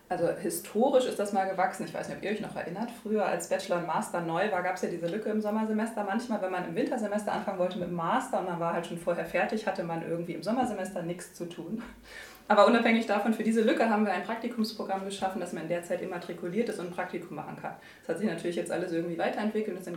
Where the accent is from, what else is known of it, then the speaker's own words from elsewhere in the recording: Buxtehude, Lower Saxony, Germany; born there; Ja, genau. Ich bin sogar in Buxtehude geboren.